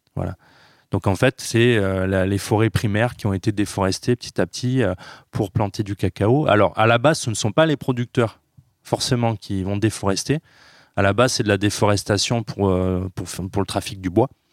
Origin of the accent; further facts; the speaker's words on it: Carpentras, Provence-Alpes-Côte d'Azur, France; il a été un des fondateurs de la Biocop à Carpentras. Donc moi, tout petit, j'ai grandi aussi dans la Biocop